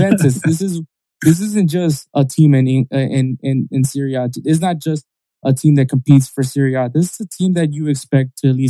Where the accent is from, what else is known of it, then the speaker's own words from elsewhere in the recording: Texas, United States; we're from Texas